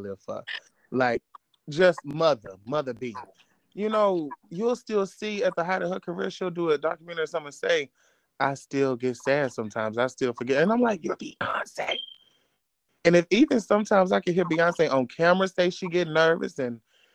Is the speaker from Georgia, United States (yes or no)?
yes; Atlanta, Georgia, United States; I am from Atlanta, Georgia.